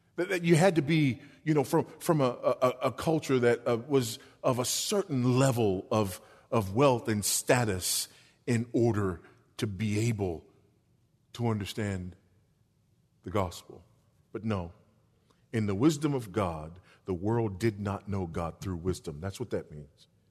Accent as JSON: {"language": "English", "town": "Los Angeles", "region": "California", "country": "United States", "tie": "born or raised there", "moved": "yes", "lives_now": "Texas, United States", "said": "I'm a Los Angelino by birth"}